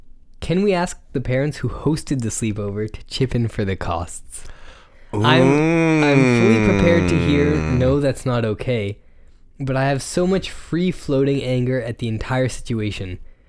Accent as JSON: {"language": "English", "country": "Canada", "said": "I'm from Canada."}